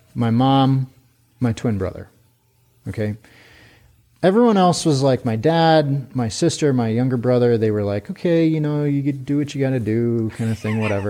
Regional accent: Pierre, South Dakota, United States; moved away as an adult; also born or lived in Twin Cities, Minnesota; now in China; I grew up in Pierre

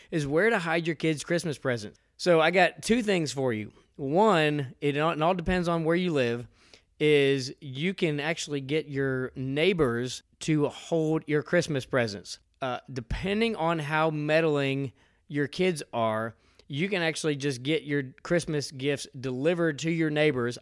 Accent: outside of Philadelphia, Pennsylvania, United States; now in Georgia, United States; I grew up outside of Philadelphia. I'm from the Northeast.

